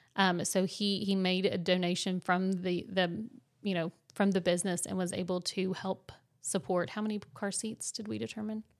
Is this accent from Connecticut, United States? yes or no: no; West Virginia, United States; moved away; we're from West Virginia, so, um, our families have to come and visit us most of the time